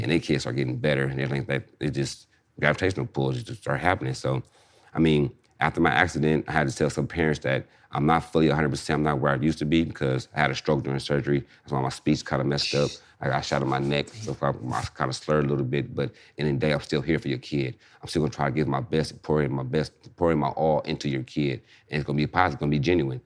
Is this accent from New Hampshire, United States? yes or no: no; Inglewood, California, United States; I'm from Inglewood